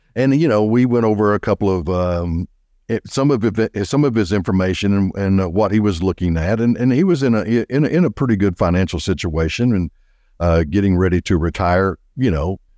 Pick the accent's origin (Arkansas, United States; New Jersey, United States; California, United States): Arkansas, United States; Little Rock; also born or lived in Benton, Arkansas; I am an Arkansas boy, born and raised in Little Rock, Arkansas